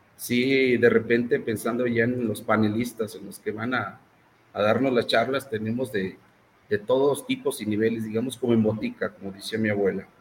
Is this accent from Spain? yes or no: no; Mexico; como mexicanos